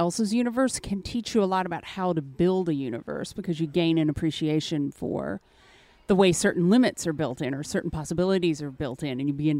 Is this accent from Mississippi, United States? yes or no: yes; Mississippi, United States; now in New Orleans, United States; I'm originally from Mississippi, but I've lived all around. Currently, I'm based out of New Orleans.